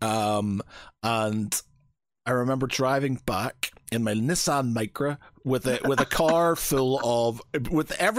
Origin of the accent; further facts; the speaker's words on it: Northern Ireland, United Kingdom; moved away as an adult; now in England; how I was brought up in Northern Ireland